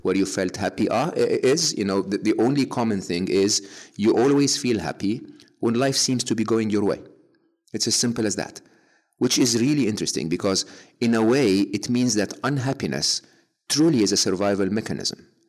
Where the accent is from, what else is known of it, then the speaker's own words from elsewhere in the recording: Egypt; moved away as an adult; growing up in Egypt